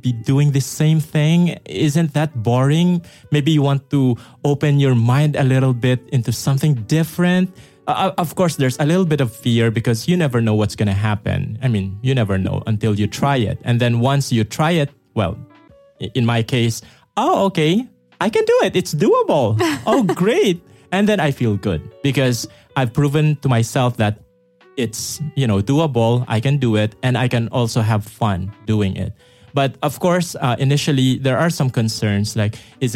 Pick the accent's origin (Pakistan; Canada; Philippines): Philippines; moved away; when I was in the Philippines